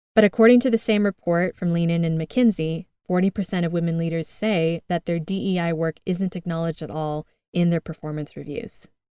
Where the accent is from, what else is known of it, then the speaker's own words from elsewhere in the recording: United States; moved away as an adult; now in Madrid, Spain; I'm originally from the United States, as you can tell by my accent